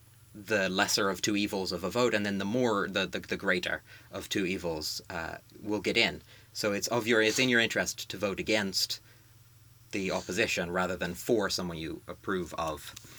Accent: United States; as an American voter.

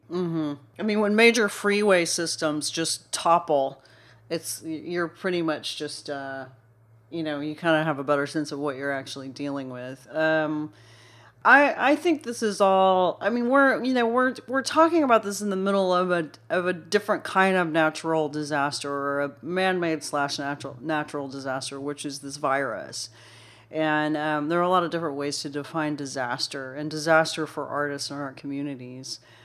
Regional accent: Dallas-Fort Worth, Texas, United States; growing up in Dallas, Fort Worth

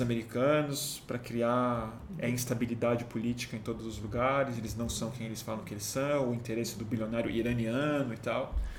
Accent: Brazil; como brasileiro

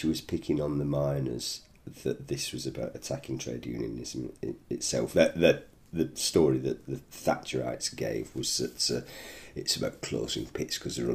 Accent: the north of England, United Kingdom; accent: northern; now in London, United Kingdom; You can gather from my accent, I'm a northerner originally

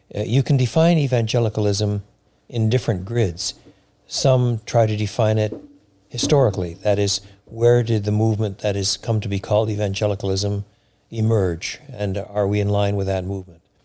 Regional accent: Quebec, Canada; now in Chicago, United States; I was brought up in French Canada at a time in French Canada where Roman Catholicism was what was the, the state religion

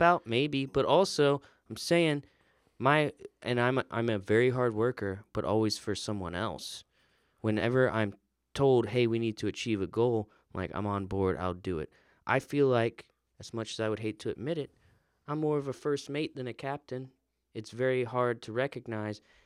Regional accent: Florida, United States; I grew up in Florida

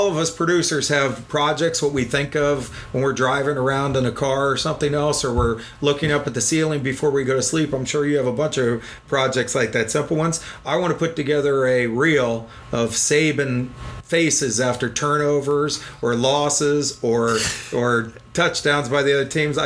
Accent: Miami, Florida, United States; also born or lived in Kansas / Coral Gables; I am born and raised in Miami

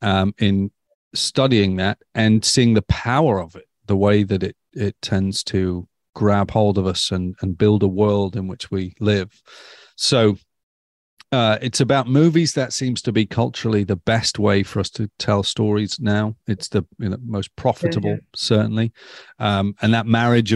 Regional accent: near Stoke-on-Trent, West Midlands, United Kingdom; now in Eastbourne, United Kingdom; I grew up in Narnia. You can find it just off the M6 near Stoke-on-Trent

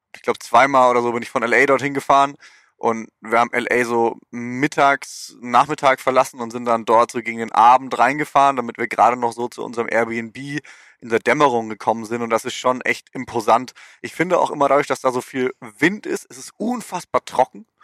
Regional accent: Germany; now in United States; uns als äh, Deutscher

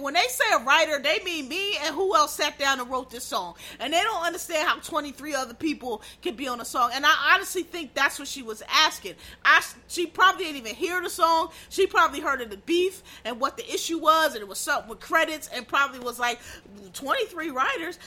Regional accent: Pennsylvania, United States; I'm from Pennsylvania

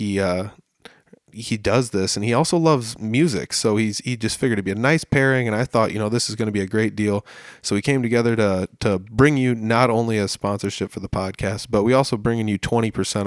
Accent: Humboldt, Iowa, United States; I'm from Humboldt. This is kind of where I was born and raised.

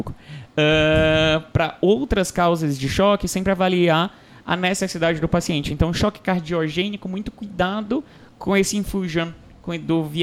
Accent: Fortaleza, Ceará, Brazil; Eu sou de Fortaleza, então é sala vermelha.

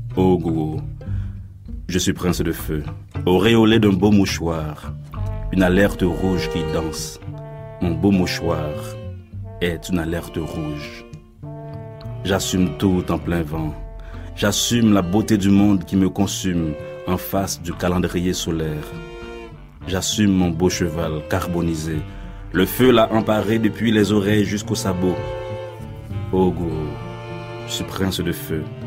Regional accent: Haiti; Je suis né en Haïti, jusqu'à présent, euh, à mon corps défendant, c'est-à-dire à mes risques et périls, j'ai un seul passeport.

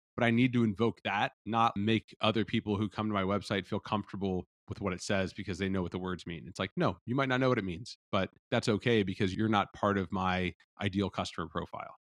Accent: Cincinnati, Ohio, United States; also born or lived in Los Angeles, California; now in Austin, United States; I'm from Cincinnati, Ohio originally

